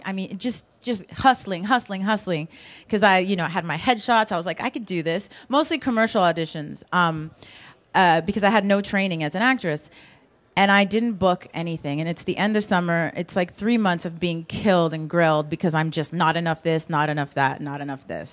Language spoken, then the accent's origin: English; Los Angeles, California, United States; I grew up in Los Angeles